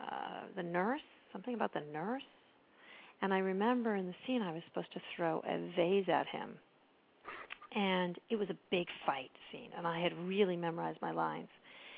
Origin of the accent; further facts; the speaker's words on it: Maine, United States; also born or lived in Pembroke, Massachusetts; I grew up in Pembroke. I know who that is. And then my family moved to Maine, which is sort of where I tell people I'm from mostly because I was really little in Pembroke.